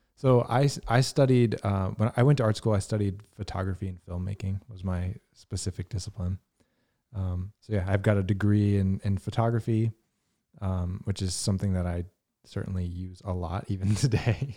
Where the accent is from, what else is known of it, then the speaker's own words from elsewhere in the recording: Virginia, United States; I grew up in Virginia